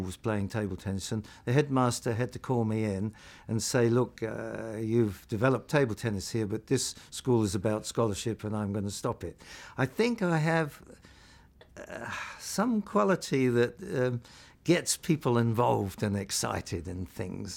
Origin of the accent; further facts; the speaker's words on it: London, United Kingdom; also born or lived in Portobello Road, London; I think I was born in Portobello Road in London, but, um, we then moved to Ealing, Greenford. I went to Greenford County Grammar School